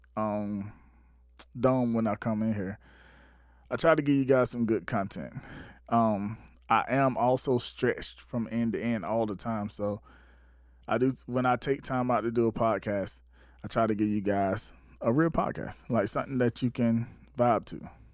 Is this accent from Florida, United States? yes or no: no; Batesburg-Leesville, South Carolina, United States; my hometown, Bates Square, Leesville, South Carolina